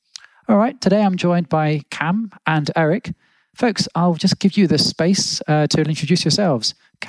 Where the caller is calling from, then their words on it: Berlin, Germany; I'm calling from Berlin.